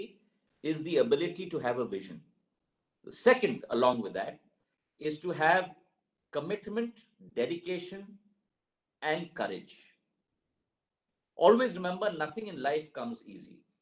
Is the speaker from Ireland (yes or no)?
no; Gwalior, Madhya Pradesh, India; the city of Gwalior, which is my hometown